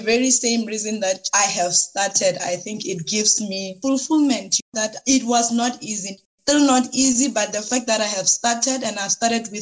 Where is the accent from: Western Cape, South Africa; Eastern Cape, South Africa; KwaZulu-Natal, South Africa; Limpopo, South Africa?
Limpopo, South Africa; I am originally from Limpopo province. I grew up there.